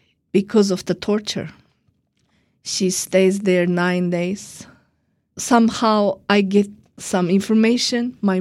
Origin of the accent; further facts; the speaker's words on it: Urumqi, Xinjiang, China; now in Washington, D.C., United States; I am from Urumqi, the capital of Uyghur region, Chinese called Xinjiang